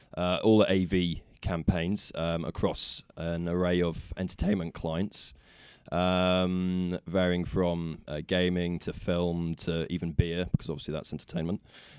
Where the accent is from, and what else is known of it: Nottingham, East Midlands, United Kingdom; born or raised there